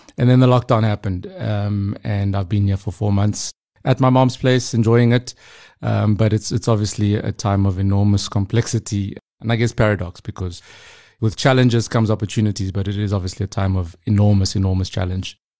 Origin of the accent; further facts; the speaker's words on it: Pretoria, Gauteng, South Africa; moved away as an adult; now in Hong Kong; I grew up in Pretoria, very typical background, South African story, you know, grew up in the township.